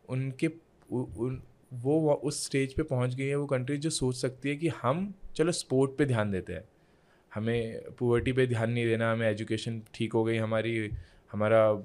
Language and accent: Hindi; Uttarakhand, India; मैं इंडिया से हूँ